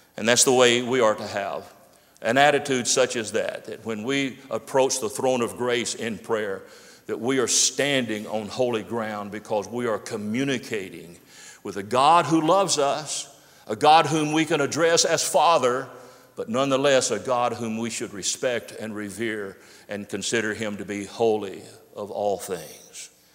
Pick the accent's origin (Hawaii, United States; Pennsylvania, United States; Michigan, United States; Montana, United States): Pennsylvania, United States; Pittsburgh; When I was growing up in my hometown of Pittsburgh